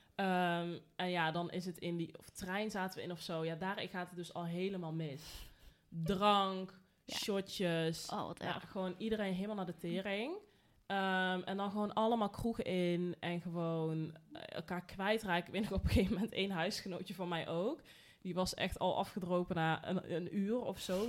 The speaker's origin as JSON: {"language": "Dutch", "region": "North Brabant", "country": "Netherlands", "said": "Ja, ik kom uit Brabant"}